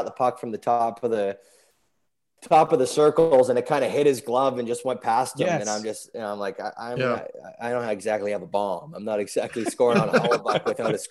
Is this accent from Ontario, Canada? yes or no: yes; Toronto, Ontario, Canada; we grew up in Toronto